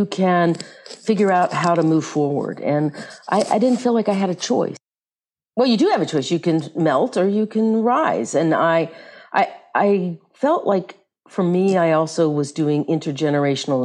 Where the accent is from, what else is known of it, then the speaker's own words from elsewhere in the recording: Memphis, Tennessee, United States; my family ended up in Memphis, Tennessee